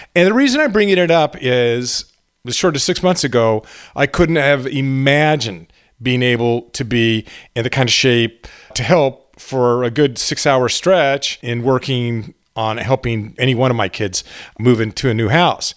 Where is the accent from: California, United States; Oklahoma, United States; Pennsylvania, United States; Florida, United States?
California, United States; Garden Grove; We grew up in Garden Grove. My grandmother lived in Tustin. This was up in Orange County in Southern California